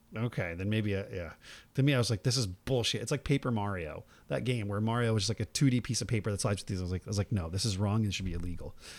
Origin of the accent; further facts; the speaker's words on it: New Jersey, United States; now in California, United States; I grew up in New Jersey.